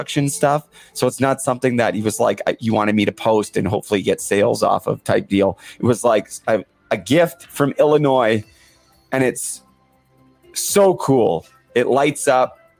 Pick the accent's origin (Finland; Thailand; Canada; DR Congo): Canada; growing up in Canada